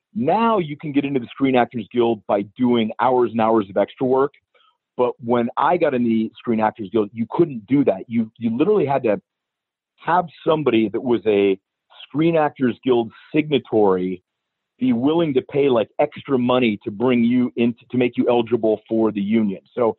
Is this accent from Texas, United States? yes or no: no; about 40 minutes outside Pittsburgh, Western Pennsylvania, United States; moved away; I grew up in Western Pennsylvania, about 40 minutes outside Pittsburgh.